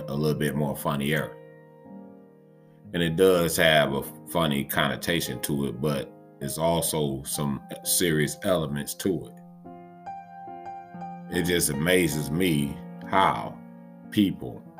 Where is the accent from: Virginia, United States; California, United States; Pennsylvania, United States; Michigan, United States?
Michigan, United States; Detroit; Coming live from Detroit, Michigan. Salute to my hometown, Detroit.